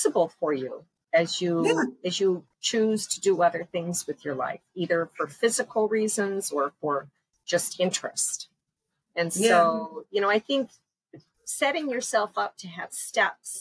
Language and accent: English; Upper Peninsula of Michigan, United States; now in Panama; I grew up in the Upper Peninsula of Michigan, where there are way more deer than there are people